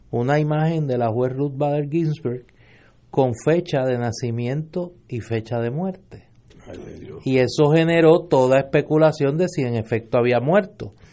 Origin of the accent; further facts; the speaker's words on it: Puerto Rico; de pena, de, de, de, identificación como puertorriqueña con el asunto me nublen